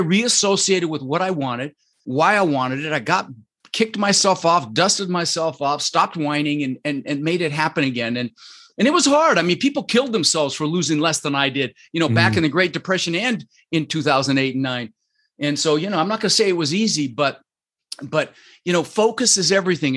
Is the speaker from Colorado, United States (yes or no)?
yes; Denver, Colorado, United States; moved away as an adult; also born or lived in Netherlands; now in Sarasota, United States; I grew up in Denver